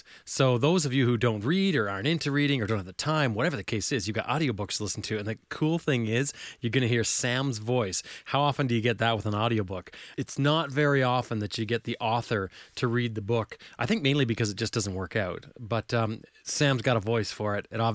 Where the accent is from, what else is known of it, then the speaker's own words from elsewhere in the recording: Canada; I'm from Canada, I'm not from the UK